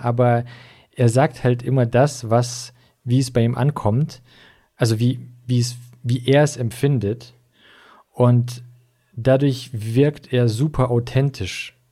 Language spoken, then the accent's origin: German; Russia; also born or lived in Swabia, Germany; now in Germany; ich bin wie gesagt in, in Russland aufgewachsen, nicht hier